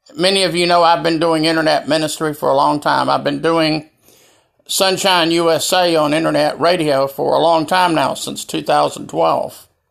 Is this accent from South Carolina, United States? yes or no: yes; Greenville, South Carolina, United States; here in Greenville, South Carolina, my hometown